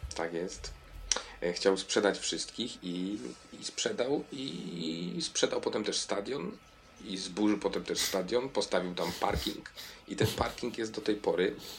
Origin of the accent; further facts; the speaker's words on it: Piotrków Trybunalski, Łódź Voivodeship, Poland; now in Kraków, Poland; Z Piotrkowa Trybunalskiego